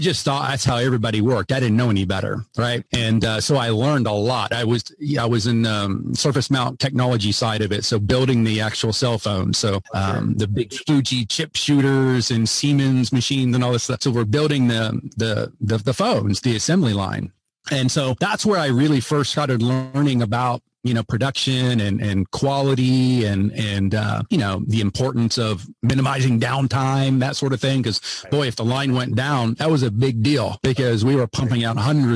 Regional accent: Greenville, Ohio, United States; I grew up in Greenville, Ohio, and home of Annie Oakley

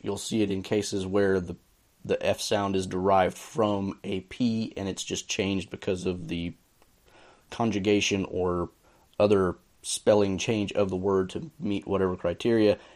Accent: the American South, United States; I say this as a Southerner

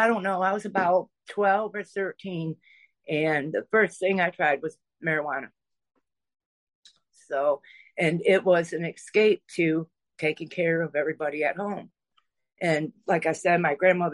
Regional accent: Michigan, United States; I'm from Michigan, and we moved into a state park

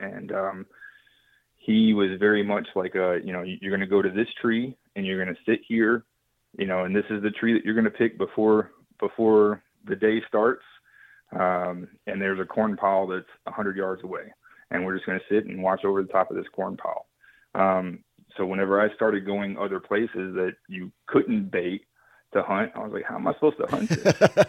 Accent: Texas, United States; at least where I was hunting in Oklahoma, as to where I grew up in West Texas.

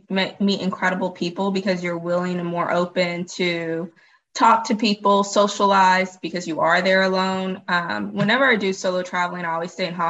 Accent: Texas, United States; Yes, I grew up in Texas.

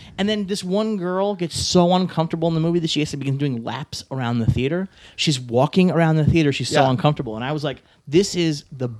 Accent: New York City, New York, United States; Growing up in New York City when I grew up

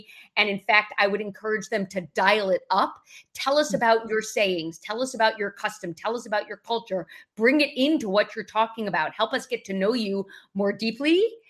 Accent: New York, United States; accent: New York; People can typically tell that I'm from the Northeast, but not really sure. And a New York accent is something that I'm proud to be from New York

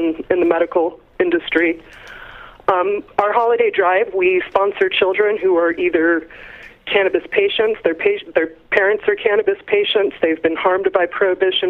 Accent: Colorado, United States; I'm from Colorado

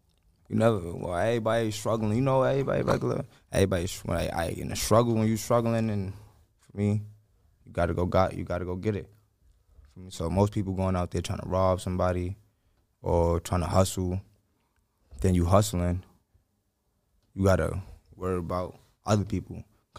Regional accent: New York City, New York, United States; born or raised there

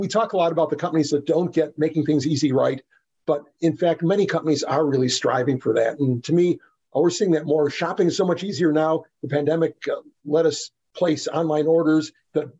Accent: Texas, United States; I'm from Texas

